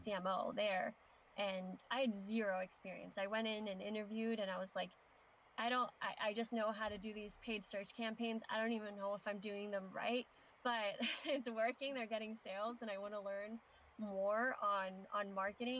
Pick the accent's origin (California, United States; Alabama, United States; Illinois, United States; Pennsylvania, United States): Pennsylvania, United States; Philadelphia; We grew up in Philadelphia